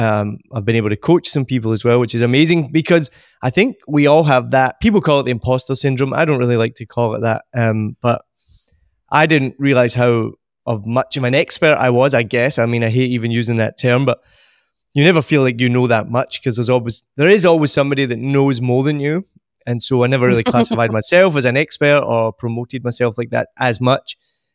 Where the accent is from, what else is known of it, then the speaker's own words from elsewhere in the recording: Scotland, United Kingdom; moved away as an adult; also born or lived in United States / Australia / New Zealand; now in Vietnam; I'm originally from Scotland and left there in my early 20s, moved to America, then ended up in Australia, then ended up in New Zealand, and then Vietnam. So I haven't lived in Scotland for about 20 years.